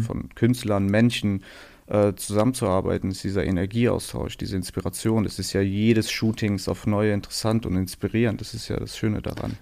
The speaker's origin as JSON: {"language": "German", "town": "Aachen", "region": "North Rhine-Westphalia", "country": "Germany", "tie": "born or raised there", "moved": "as an adult", "lives_now": "Berlin, Germany", "said": "Also es ist die Stadt, wo ich groß geworden bin, wo ich herkomme"}